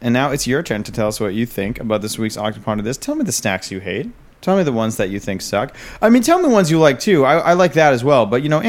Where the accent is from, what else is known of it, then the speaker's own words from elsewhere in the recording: Australia; accent: Australian; one person complimented me on my Australian accent.